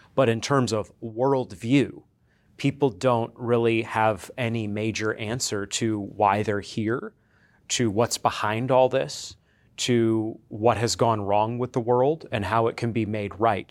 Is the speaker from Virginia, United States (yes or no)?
no; coastal Maine, United States; now in Conway, Arkansas, United States; I'm originally from Maine, um, coastal Maine